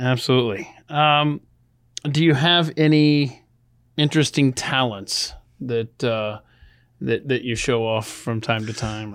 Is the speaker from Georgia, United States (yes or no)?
yes; Atlanta, Georgia, United States; I grew up in Atlanta